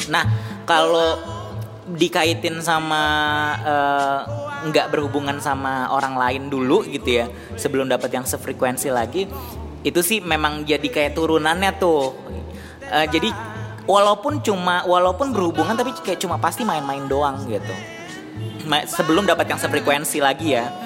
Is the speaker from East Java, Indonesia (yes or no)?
no; South Jakarta, Jakarta, Indonesia; Mohon maaf soalnya saya anak Jakarta Selatan